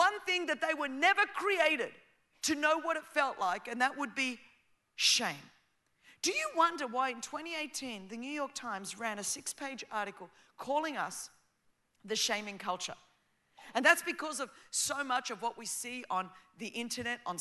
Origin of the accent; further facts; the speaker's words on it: Australia; first language Greek; English is a second language; I grew up as the daughter of Greek immigrants. Before my big fat Greek wedding, when it was not cool to be Greek in Australia